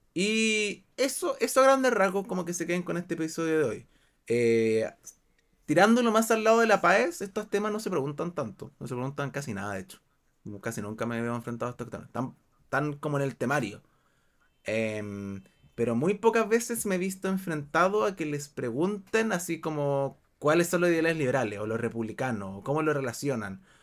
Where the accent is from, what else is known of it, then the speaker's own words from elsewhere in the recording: Chile; Acá, por ejemplo, en Chile, acá, bueno, hablamos todos español